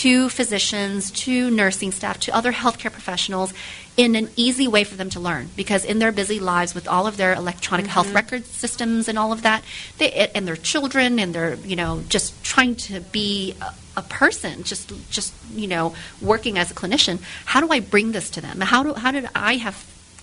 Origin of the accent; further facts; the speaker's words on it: Webster Groves, Missouri, United States; I grew up here in St. Louis, actually in Webster Groves